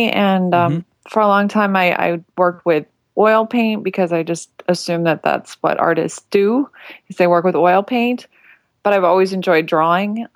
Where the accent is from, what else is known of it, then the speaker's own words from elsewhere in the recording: Illinois, United States; I'm from Illinois